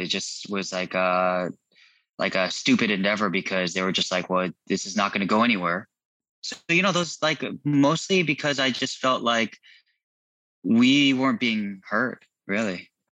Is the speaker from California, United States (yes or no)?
yes; Irvine, California, United States; also born or lived in Garden Grove, California / Chula Vista, California; I was born in 81 in Garden Grove. Uh, we spent most of my childhood in, most of my life in Irvine, except for uh, a few years in Chula Vista, San Diego